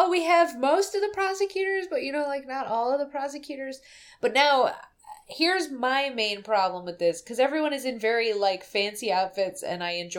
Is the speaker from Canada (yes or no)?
no; Russia; English is a second language; I'm from Russia.